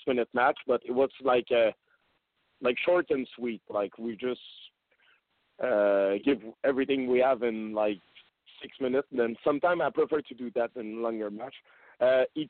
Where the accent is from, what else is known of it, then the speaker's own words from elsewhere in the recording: Canada; English is a second language; we're from Canada